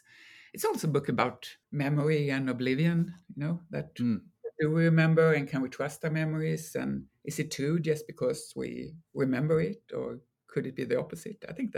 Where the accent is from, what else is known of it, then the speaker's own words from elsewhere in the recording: Malmö, Skåne, Sweden; born there; now in Stockholm, Sweden; I mean, I'm from everywhere in Sweden. I was born in Malmö, as you say, but I live in Stockholm now